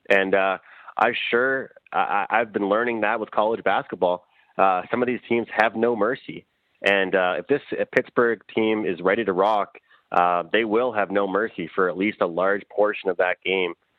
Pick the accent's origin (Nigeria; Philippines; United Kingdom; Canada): Canada; Eastern Canada; where I'm from in, in East East Canada.